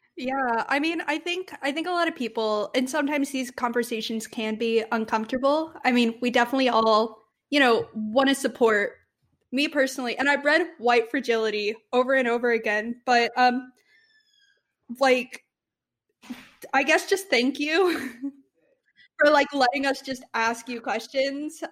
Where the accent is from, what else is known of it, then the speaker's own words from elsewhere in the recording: Texas, United States; We're from Texas